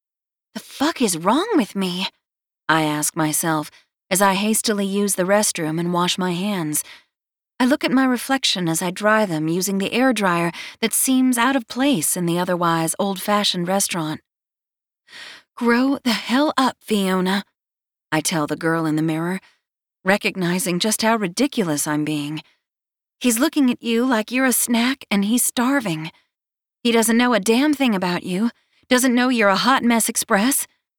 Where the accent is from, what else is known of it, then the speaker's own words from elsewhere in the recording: North Carolina, United States; it puts every other coleslaw my home state of North Carolina has to shame